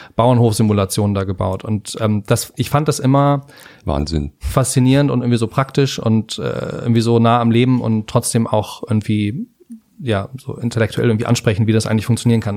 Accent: Hamburg, Germany; also born or lived in Henstedt-Ulzburg; now in Berlin, Germany; also ich bin geboren in, äh, in Hamburg in Hennstedt-Ulzburg genau genommen. Das ist ja nicht ganz Hamburg, aber bin dann aufgewachsen in Hamburg

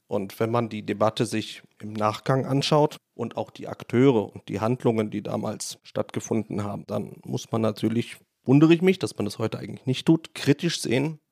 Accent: Rhineland, Germany; moved away as an adult; also born or lived in Düsseldorf; now in Poland; Ich komme aus dem Rheinland, bin aus dem gut katholischen Rheinland

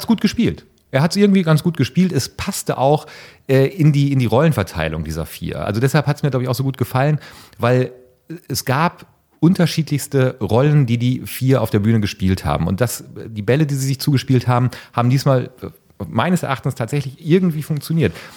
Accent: North Rhine-Westphalia, Germany; für mich als Ostwestfale

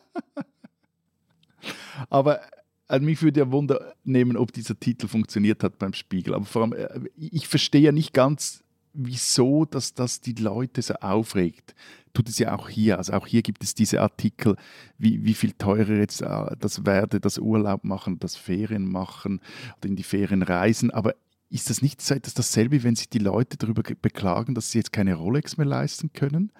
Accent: Switzerland; wir als Schweizer

